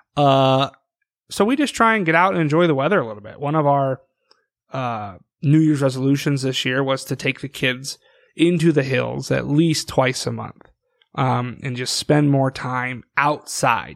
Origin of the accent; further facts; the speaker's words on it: northwest Iowa, United States; now in South Dakota, United States; Growing up in Iowa